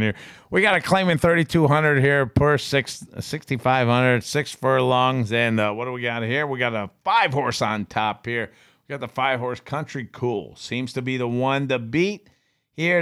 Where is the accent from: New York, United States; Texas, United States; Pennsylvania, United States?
New York, United States; Binghamton; moved away; I grew up in Binghamton